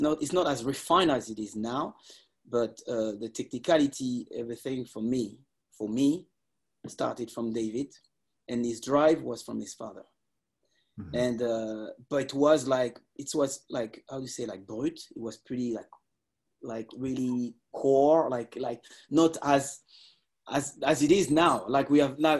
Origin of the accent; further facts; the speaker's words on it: Lisses, Île-de-France, France; I grew up in Lis